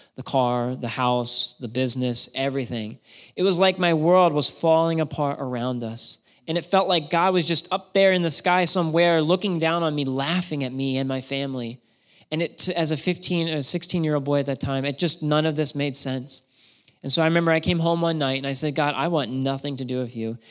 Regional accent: Shrewsbury, Pennsylvania, United States; moved away as an adult; now in Massachusetts, United States; I grew up in Shrewsbury, Pennsylvania

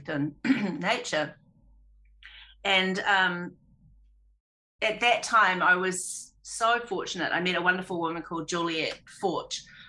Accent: Auckland, New Zealand; I grew up on a farm in South Auckland, Tamaki Makaurau

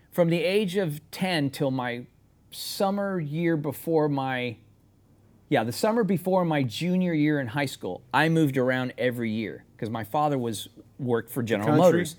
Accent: San Antonio, Texas, United States; I'm as Texas as you're gonna get.

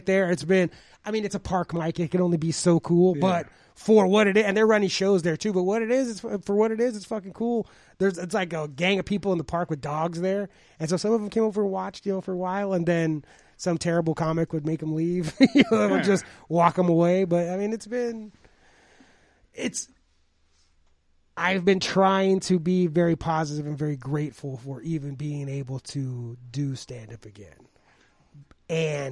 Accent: Los Angeles, California, United States; I'm from Los Angeles.

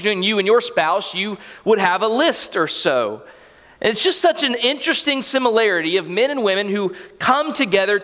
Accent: Callahan, Florida, United States; I was raised here in Callahan

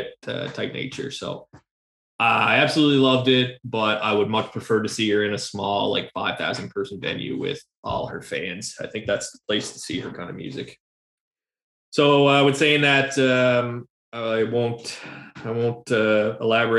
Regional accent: Canada; we're mostly Canadian

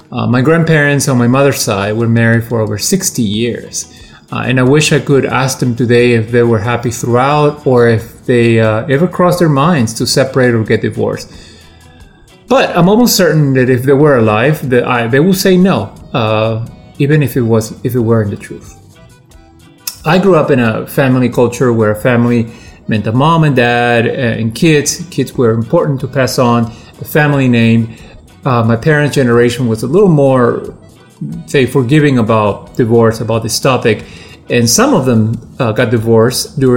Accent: Peru; now in Washington, United States; I'm a creative professional living in the uh, Washington, D.C. Uh, area. I'm originally from Peru, but I have lived in this area for most of my life.

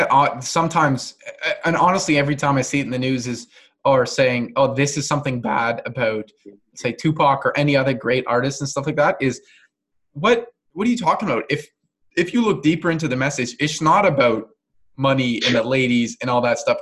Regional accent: Canada; I'm not American, but and I'm fully Canadian

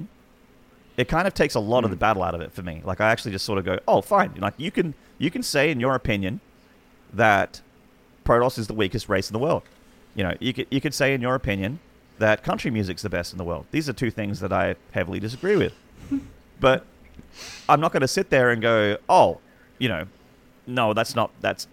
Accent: Australia; as an Australian

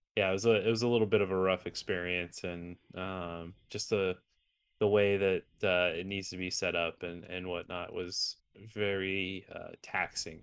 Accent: Arizona, United States; my home state of Arizona

